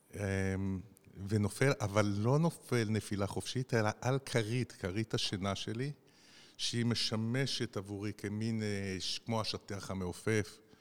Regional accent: Nahariya, Northern District, Israel; עברתי באתר בנייה בדרך מבית הספר בנהריה, גדלתי בנהריה

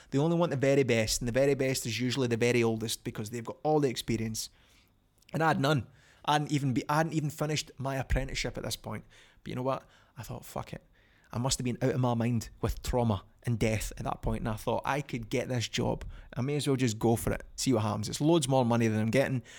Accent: Falkirk, Scotland, United Kingdom; from Falkirk, my hometown

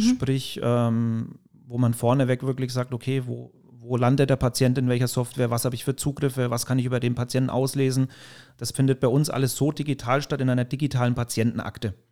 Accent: Mühlhausen, Bavaria, Germany; ich bin in der Nähe von Höchstadt Aisch, Mühlhausen heißt der Ort, aufgewachsen

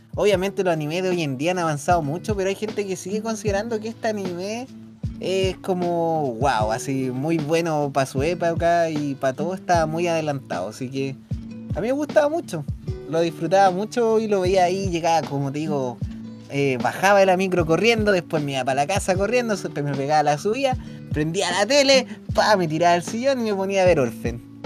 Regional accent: Chile; acá donde somos nosotros

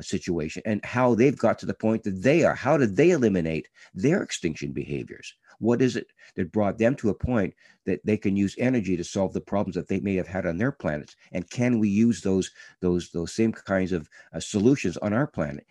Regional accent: Canada; being a Canadian

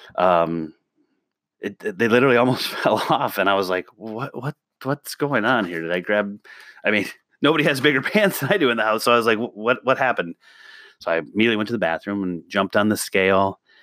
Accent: the Midwest, Northwest Illinois, United States; I grew up in the Midwest. I'm in a small town in Northwest Illinois, I'm literally 10 minutes from Wisconsin

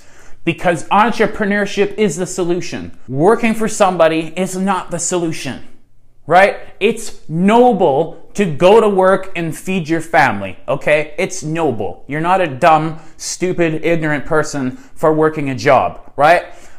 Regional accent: Canada; I'm your neighbor. I'm your Canadian neighbor, right?

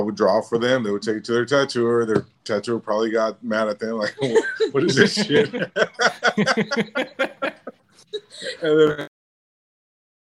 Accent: Fresno, California, United States; moved away as an adult; also born or lived in Bay Area, California; now in Portland, United States; I was born and raised in Fresno, California

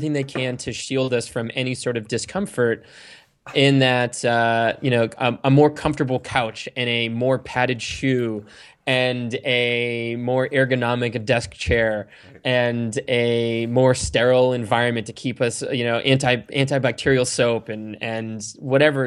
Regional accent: Sandwich, Massachusetts, United States; I grew up in Cape Cod, Massachusetts, in a town called Sandwich

